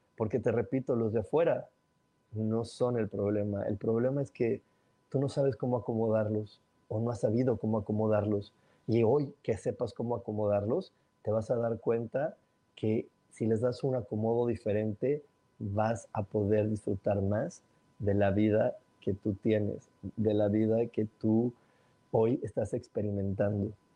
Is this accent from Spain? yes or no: no; Mexico; soy mexicano